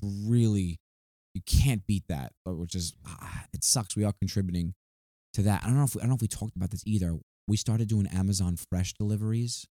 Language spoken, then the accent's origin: English; New York, United States; moved away; we're from New York